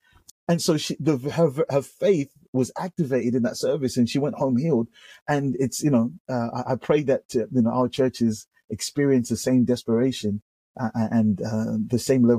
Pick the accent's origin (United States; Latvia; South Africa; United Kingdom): United Kingdom; England; man, we're coming from the UK, you know, like we're coming from the streets of gold, paved with gold." My accent was going to, in my mind, my accent was going to make everyone flock over.